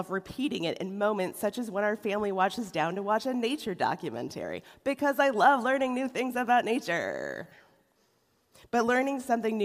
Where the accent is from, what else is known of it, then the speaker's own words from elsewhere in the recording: Rochester, New York, United States; now in Cleveland, United States; The church I was raised in Rochester, New York